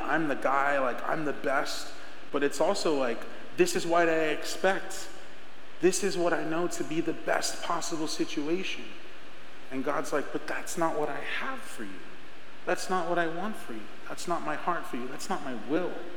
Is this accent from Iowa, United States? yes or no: no; Rainbow Valley, Arizona, United States; I grew up in Rainbow Valley, if you know where Rainbow Valley's at, and I went to Estrella Foothills